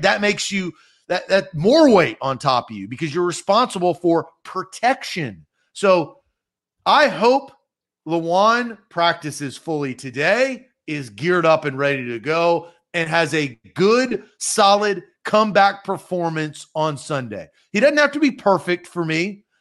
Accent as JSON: {"language": "English", "town": "Nashville", "region": "Tennessee", "country": "United States", "tie": "born or raised there", "said": "I was born and raised in Nashville"}